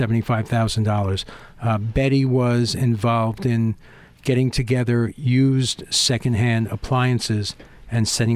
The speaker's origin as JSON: {"language": "English", "area": "Rockland County", "region": "New York", "country": "United States", "said": "I'm a man from Rockland County"}